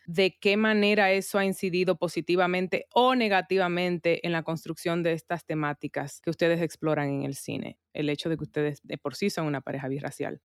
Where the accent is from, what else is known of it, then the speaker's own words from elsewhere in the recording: Santo Domingo, Distrito Nacional, Dominican Republic; moved away; also born or lived in New York; me crié en Santo Domingo, mi familia está allá